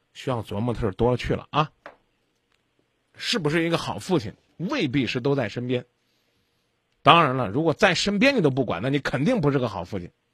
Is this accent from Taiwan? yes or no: no; China; 我们中国人